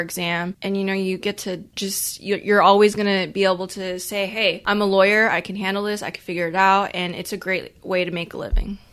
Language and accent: English; Corpus Christi, Texas, United States; I'm from Corpus Christi too, which is a, a smaller city